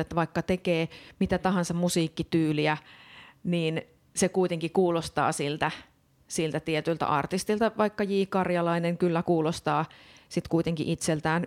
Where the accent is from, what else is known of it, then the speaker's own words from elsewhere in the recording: Oulu, North Ostrobothnia, Finland; mä oon itse kotoisin Oulun kylästä